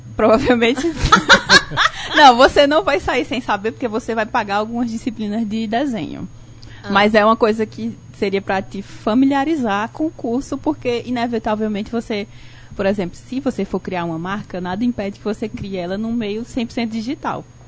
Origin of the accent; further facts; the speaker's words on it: Barbalha, Ceará, Brazil; tenho 31 anos, sou natural de Barbalha